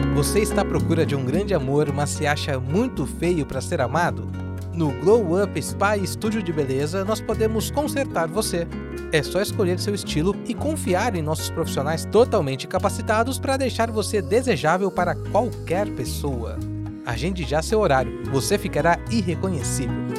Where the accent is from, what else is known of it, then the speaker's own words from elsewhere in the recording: Brasília, Federal District, Brazil; tenho 23 anos, sou de Brasília